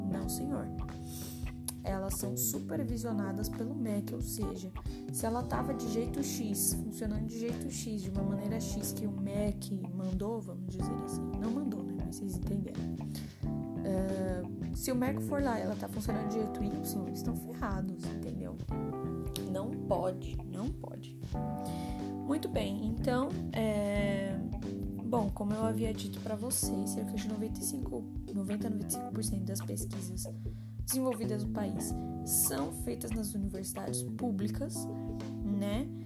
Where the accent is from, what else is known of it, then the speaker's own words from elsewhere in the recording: São Paulo, Brazil; Então, por exemplo, aqui em São Paulo, eu sou de São Paulo, aqui em São Paulo tem a FAPESP